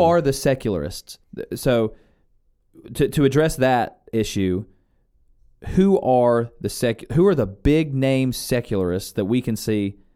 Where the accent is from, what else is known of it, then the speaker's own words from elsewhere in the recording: United States; born and raised in the United States